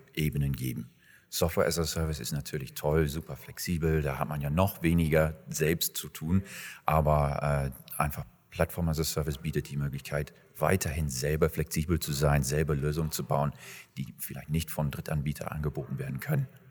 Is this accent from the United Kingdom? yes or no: yes; England, United Kingdom; moved away as an adult; now in Germany; Gebürtig bin ich eigentlich aus England und äh, lebe seit 15, 16 Jahren in Deutschland.